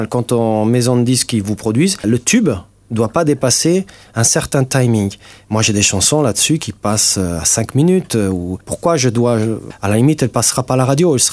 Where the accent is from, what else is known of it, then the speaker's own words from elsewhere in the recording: Italy; first language Italian; French is a second language; moved away as an adult; now in Luxembourg; Je suis né en Italie, oui.